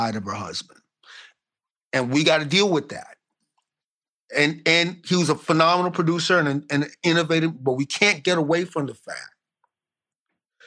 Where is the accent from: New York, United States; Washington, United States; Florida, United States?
New York, United States; Brooklyn; I was brought up in Brooklyn